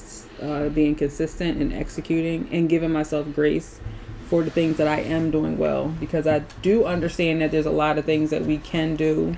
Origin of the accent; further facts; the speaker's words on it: Philadelphia, Pennsylvania, United States; I grew up in Philly, but my family is originally from South Carolina